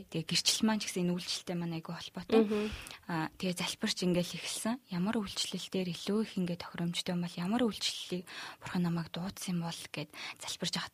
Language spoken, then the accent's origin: Mongolian; Mongolia; moved away as an adult; би Монгол руугаа буцах билетээ бол авсан байсан